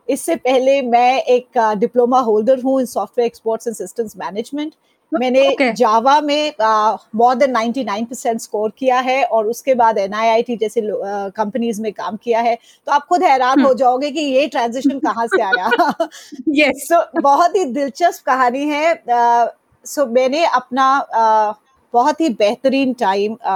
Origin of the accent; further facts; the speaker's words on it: Delhi, India; मैं दिल्ली वाली हूँ {S0} और ऐसा इसलिए कहती {S1} हूँ क्योंकि मेरा बचपन मेरा स्कूलिंग मेरा कॉलेज हर चीज दिल्ली में हुई